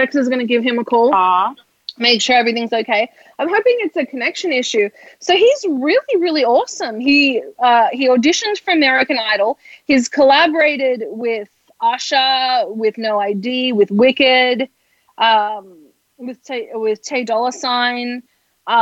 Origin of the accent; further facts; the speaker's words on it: Australia; now in United States; I'm from Australia. I can't even say R